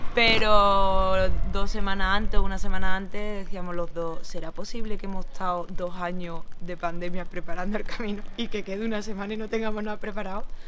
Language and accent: Spanish; Écija, Andalusia, Spain; Venimos a Andalucía, somos sevillanos, de un pueblo de Sevilla, Écija concretamente